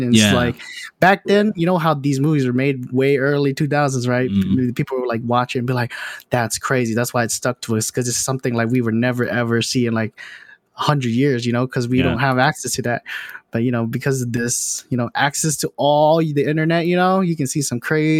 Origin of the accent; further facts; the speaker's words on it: North Carolina, United States; Before Alaska, right? I was from originally North Carolina.